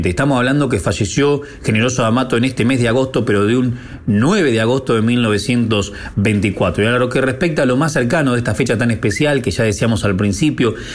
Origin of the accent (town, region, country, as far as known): Dolores, Buenos Aires Province, Argentina; born or raised there